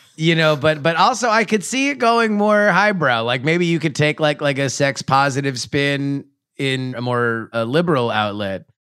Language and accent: English; Florida, United States; I'm from Florida